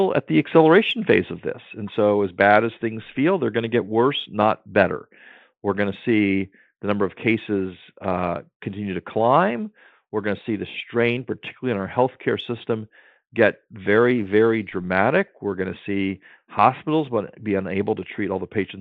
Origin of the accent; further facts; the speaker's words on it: Maryland, United States; my home state of Maryland